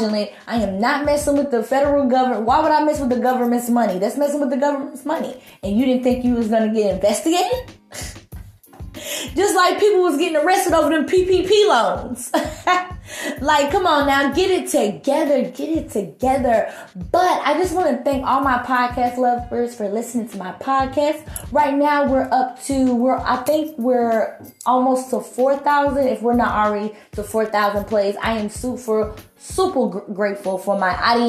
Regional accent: Charlotte, North Carolina, United States; born or raised there

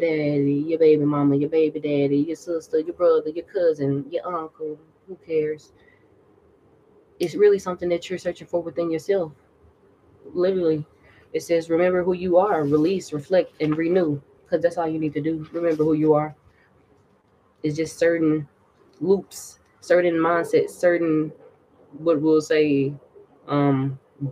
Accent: the South, United States; I'm from the South

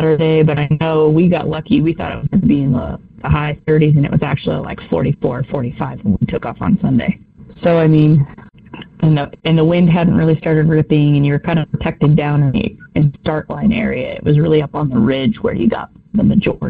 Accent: Riggins, Idaho, United States; also born or lived in California; So I grew up in Riggins, Idaho. I'm a California transplant, but we moved up to Riggins

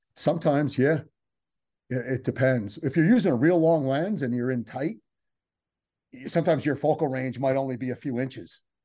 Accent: New Jersey, United States; also born or lived in San Diego

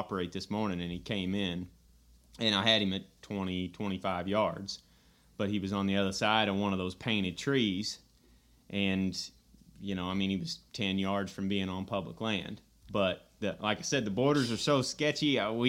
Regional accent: Missouri, United States; Oh, I'm from Redneck America in Northeast Missouri.

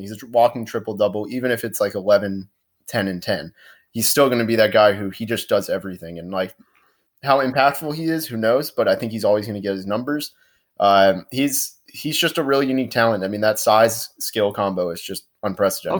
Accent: Orlando, Florida, United States; I'm from Orlando.

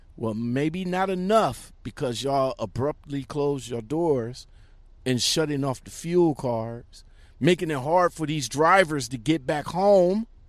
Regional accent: Akron, Ohio, United States; another trucking company from my hometown

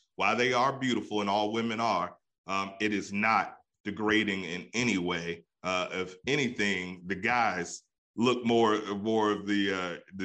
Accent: East Coast, United States; I'm from the East Coast

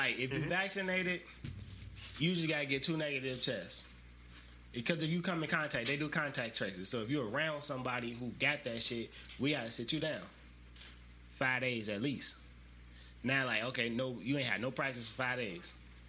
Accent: the South, United States; I'm from the South. You know what I'm saying? I'm a nigga from the South. Like, we don't really do this type of shit.

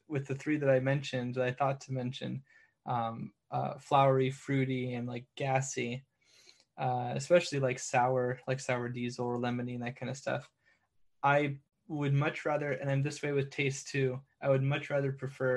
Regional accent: California, United States; I'm a Californian

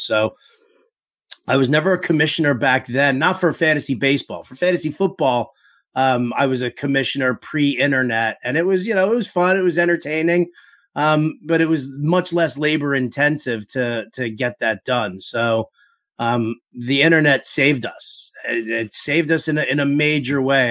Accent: New York City, New York, United States; I grew up in New York City

